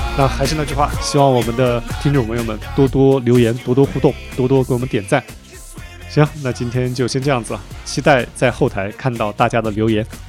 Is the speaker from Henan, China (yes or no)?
no; Anhui, China; now in Chengdu, China; 我现在在成都嘛，其实我不是成都人，我是安徽人，父母现在在安徽的一个嗯，一个，就我的老家生活